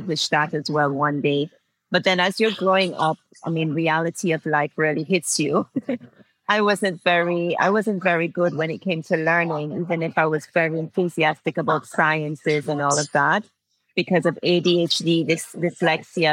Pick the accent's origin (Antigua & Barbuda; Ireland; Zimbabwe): Antigua & Barbuda; I'm from Antigua and Barbuda, and it's just a small little island in the Caribbean